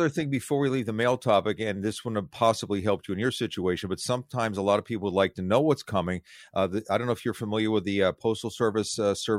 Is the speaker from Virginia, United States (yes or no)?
no; Philadelphia, Pennsylvania, United States; I grew up in Philadelphia.